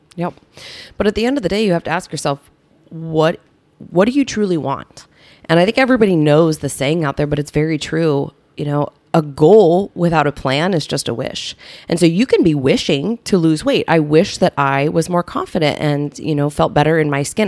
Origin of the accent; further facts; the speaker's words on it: Southern Illinois, United States; also born or lived in Bloomington, Illinois; now in Naperville, United States; I grew up in Illinois, in Southern Illinois